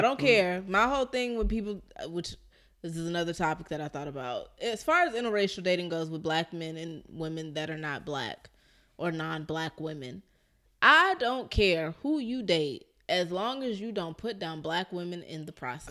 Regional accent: Philadelphia, Pennsylvania, United States; I'm from North Philly

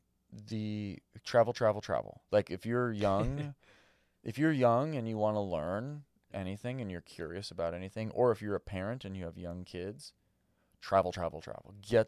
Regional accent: Malibu, California, United States; I grew up in Malibu, right?

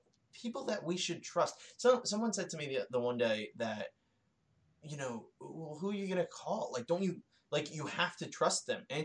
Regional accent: United States; fellow Americans

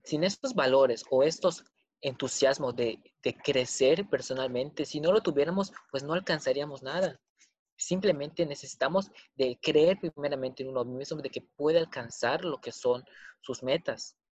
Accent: Mexico; somos mexicanos

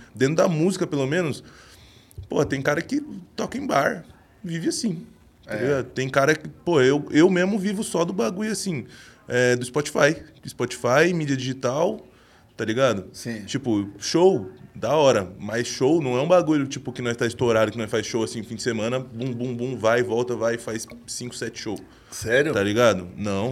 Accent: Jundiaí, São Paulo, Brazil; now in São Paulo, Brazil; lá da minha vila, de onde eu morava, lá em Jundiaí

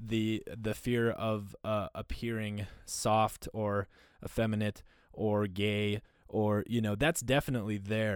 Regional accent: North Dakota and Minnesota, Midwest, United States; moved away; also born or lived in Panama; I grew up in North Dakota and Minnesota

